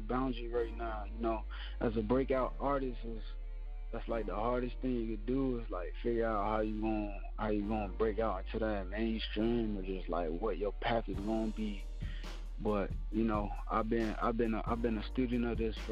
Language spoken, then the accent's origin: English; Phoenix, Arizona, United States; I was born in Phoenix, Arizona. I just grew up my whole life